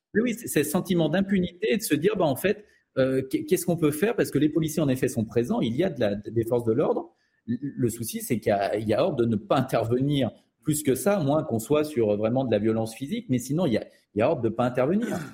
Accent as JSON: {"language": "French", "town": "Lyon", "region": "Auvergne-Rhône-Alpes", "country": "France", "tie": "born or raised there", "said": "je, suis né à Lyon, j'ai grandi à Lyon"}